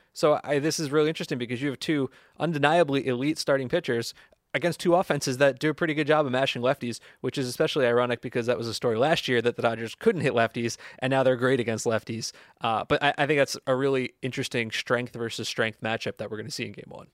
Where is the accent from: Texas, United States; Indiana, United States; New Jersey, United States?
New Jersey, United States; I'm no Southern California native. I'm from New Jersey